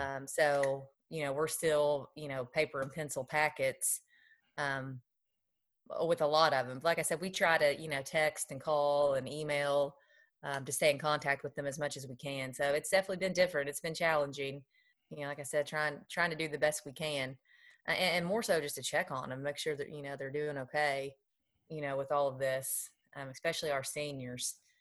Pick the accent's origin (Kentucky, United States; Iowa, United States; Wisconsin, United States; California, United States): Kentucky, United States; Lexington; I'm from Lexington, played at Lafayette High School.